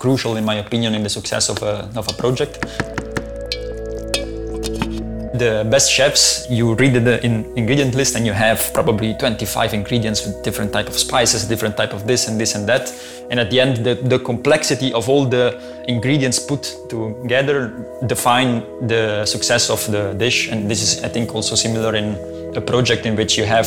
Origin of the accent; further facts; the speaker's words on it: Italy; moved away as an adult; now in Belgium; I'm from Italy, and I moved to Belgium, I think now it's 7 years ago